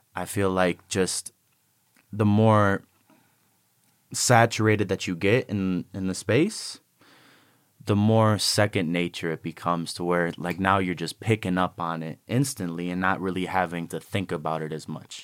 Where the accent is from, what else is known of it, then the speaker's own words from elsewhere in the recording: Cleveland, Ohio, United States; moved away; also born or lived in Chicago, Illinois; when I was growing up in Cleveland